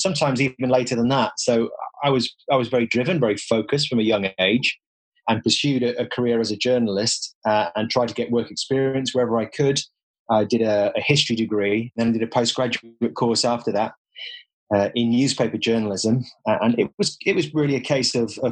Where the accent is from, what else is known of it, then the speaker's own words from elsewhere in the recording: Middlesbrough, North East England, United Kingdom; moved away; Middlesbrough, which is my hometown